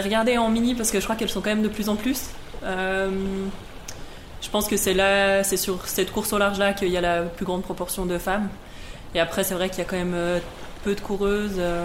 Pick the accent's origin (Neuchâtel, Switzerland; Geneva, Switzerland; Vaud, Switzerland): Geneva, Switzerland; Versoix; j'ai grandi à Versoix